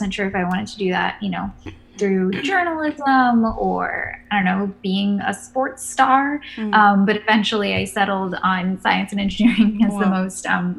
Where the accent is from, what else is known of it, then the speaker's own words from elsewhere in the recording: Kenya; So probably my very first memories are a child were growing up in Kenya, where both my parents, they're both engineers.